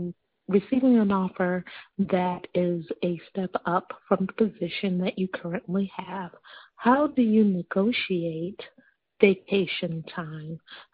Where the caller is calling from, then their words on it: Las Vegas, Nevada, United States; I'm calling from Las Vegas, Nevada.